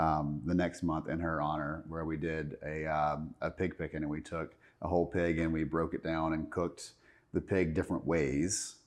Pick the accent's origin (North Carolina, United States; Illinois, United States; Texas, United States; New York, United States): North Carolina, United States; Charlotte; I was born and raised here in Charlotte